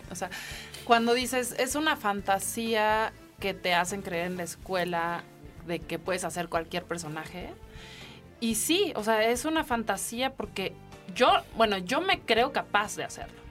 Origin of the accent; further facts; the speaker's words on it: Mexico; soy mexicana